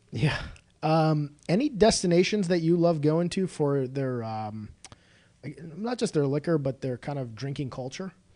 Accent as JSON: {"language": "English", "region": "Illinois", "country": "United States", "tie": "born or raised there", "said": "I grew up in the northern suburbs"}